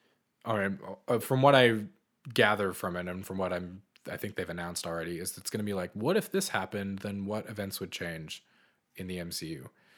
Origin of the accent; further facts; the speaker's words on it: Boston, Massachusetts, United States; I grew up in Boston, so a lot of our movie theaters charge like $15 for a ticket